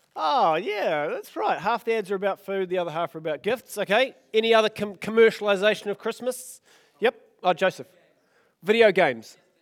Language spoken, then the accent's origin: English; Oamaru, Otago, New Zealand; I grew up in Omaru